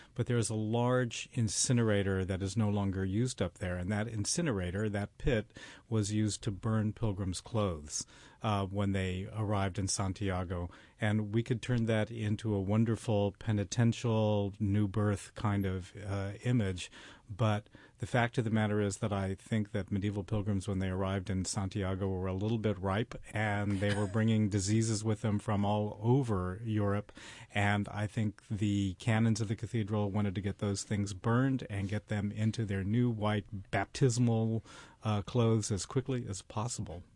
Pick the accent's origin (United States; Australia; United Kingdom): United States; El Paso, Texas; I'm from El Paso, Texas, on the border with Mexico